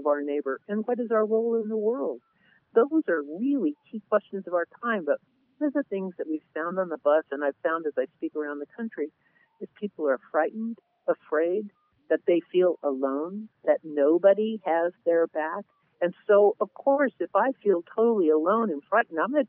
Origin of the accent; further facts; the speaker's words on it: Southern California, United States; I grew up in Southern California in the 60s